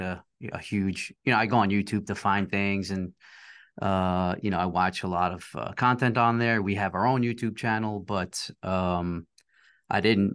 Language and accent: English; New York City, New York, United States; my partner and I are both from uh, New York area. I'm from Queens